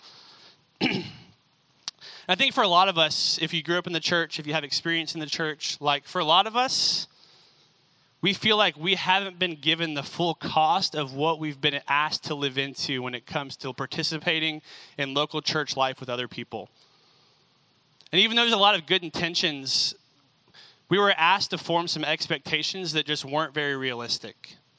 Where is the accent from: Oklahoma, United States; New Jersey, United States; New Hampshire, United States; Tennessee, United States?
Tennessee, United States; Franklin; also born or lived in California; I moved from California to Franklin, Tennessee when I was five and only went back like twice.